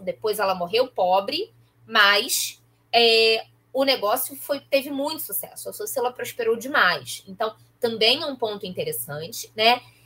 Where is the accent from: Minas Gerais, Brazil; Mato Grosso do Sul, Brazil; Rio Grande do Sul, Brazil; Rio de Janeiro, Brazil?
Rio de Janeiro, Brazil; Nova Iguaçu; now in Rio de Janeiro, Brazil; eu sou de Nova Iguaçu